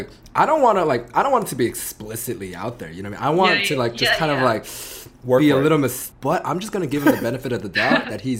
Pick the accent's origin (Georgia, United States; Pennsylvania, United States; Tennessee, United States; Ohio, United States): Georgia, United States; Atlanta; I grew up in Atlanta, so I have a lot of rap influence, right?